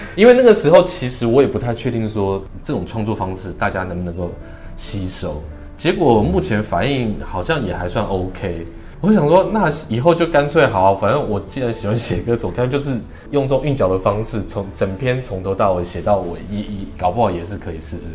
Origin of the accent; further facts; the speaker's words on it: Taipei, Taiwan; 因为身为台北人的话